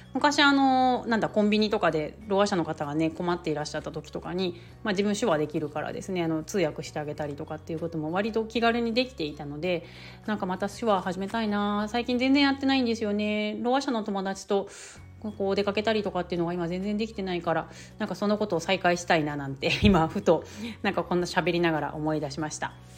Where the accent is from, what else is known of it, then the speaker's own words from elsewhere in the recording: Kanto, Japan; also born or lived in Yamaguchi Prefecture; now in Yamaguchi, Japan; 私自身こう関東出身で今山口県に住んでいる